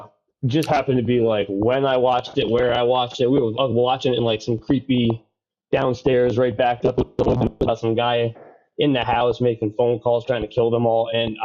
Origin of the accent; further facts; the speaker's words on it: New Jersey, United States; I'm from New Jersey.